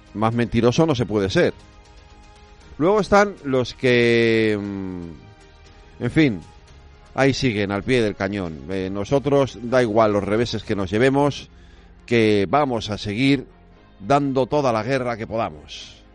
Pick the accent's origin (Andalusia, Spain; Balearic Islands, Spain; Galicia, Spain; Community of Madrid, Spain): Galicia, Spain; yo soy gallego